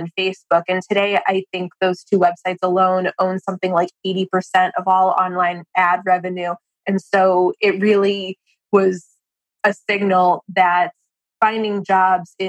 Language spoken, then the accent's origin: English; Boston, Massachusetts, United States; moved away as an adult; now in Washington, D.C., United States; I grew up in Boston, not far from Brandeis, but when I was 18, I moved to D.C. to go to college at CUA.